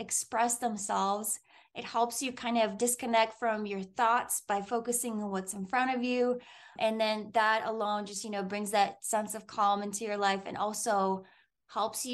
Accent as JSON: {"language": "English", "country": "Moldova", "tie": "born or raised there", "moved": "yes", "said": "Growing up in Moldova, I would go visit my grandmother in the summer."}